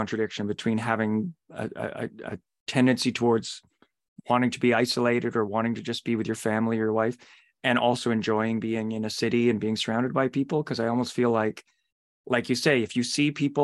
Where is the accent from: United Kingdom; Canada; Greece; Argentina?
Canada; Ottawa Valley; I grew up in the Ottawa Valley and in exactly that kind of terrain